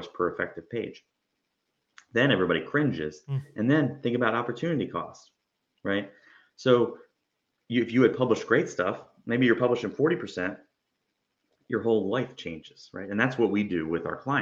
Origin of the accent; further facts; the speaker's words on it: New Jersey, United States; also born or lived in Georgia; now in Florida, United States; I'm from Jersey. I went through Georgia. Now I'm in Florida